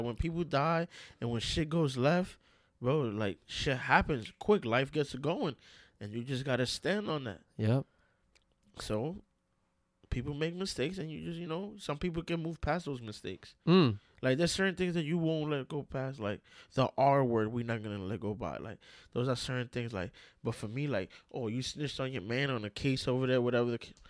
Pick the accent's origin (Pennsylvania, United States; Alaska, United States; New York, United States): New York, United States; New York City; I'm from New York City, New York City, like Bronx, Brooklyn, Queens, Manhattan. I'm from there.